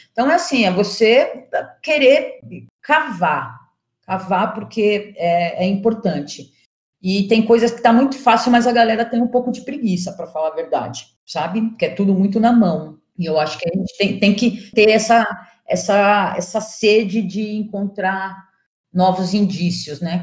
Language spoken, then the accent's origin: Portuguese; São Paulo, Brazil; eu sou jornalista, sou de São Paulo